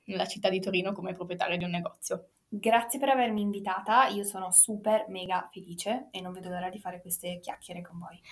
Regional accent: United States; now in Turin, Italy; io sono nata in America

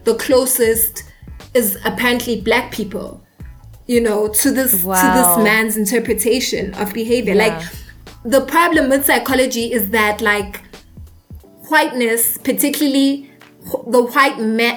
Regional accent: South Africa; I am a South African. I live in South Africa, right?

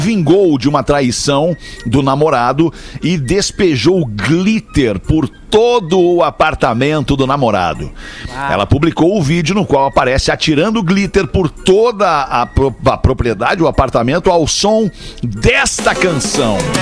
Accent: Brazil; eu sou do Brasil, falo português

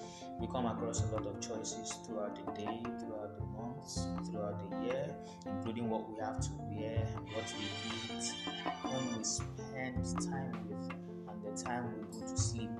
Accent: Nigeria; as a Nigerian

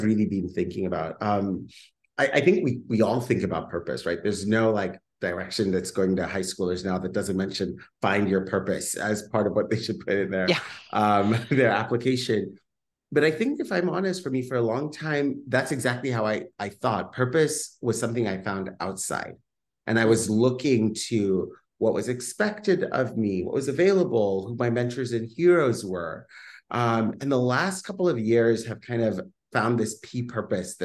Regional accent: Kenya; moved away as an adult; now in Bay Area, United States; I grew up and was born and raised in Kenya and then came over to the Bay Area and haven't left yet

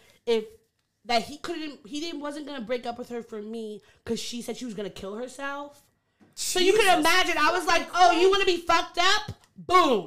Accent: Long Island, New York, United States; I'm from Long Island

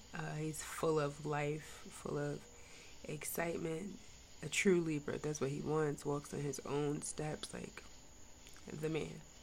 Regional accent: New York, United States; I'm kind of from New York too

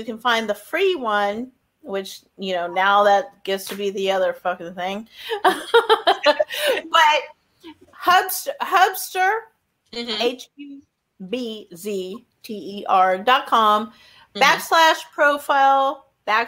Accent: Long Beach, California, United States; I was born in Long Beach

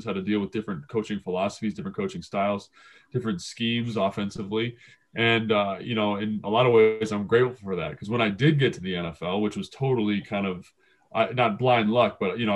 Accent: Los Angeles, California, United States; I grew up in the San Fernando Valley

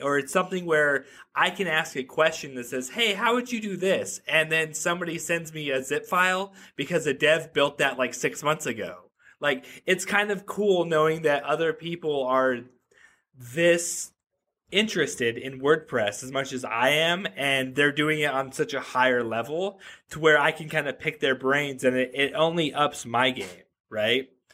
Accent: Reno, Nevada, United States; I grew up in Reno, Nevada

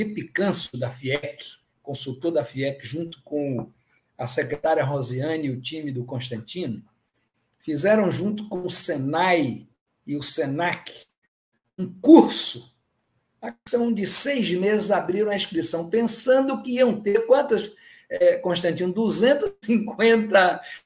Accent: Bahia, Brazil; also born or lived in Ceará (father's origin); Eu sou baiano

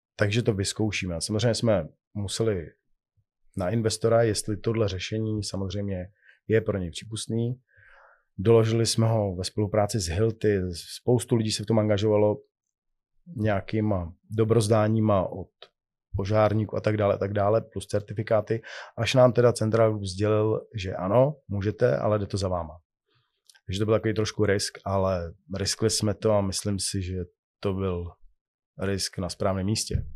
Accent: Czechia; u nás v Čechách

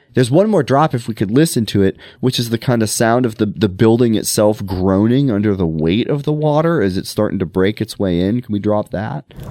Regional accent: Montana, United States; I grew up in Montana

